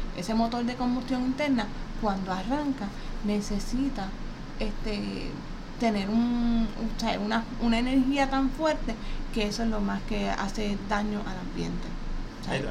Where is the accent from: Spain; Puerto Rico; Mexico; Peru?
Puerto Rico; nosotros aquí en Puerto Rico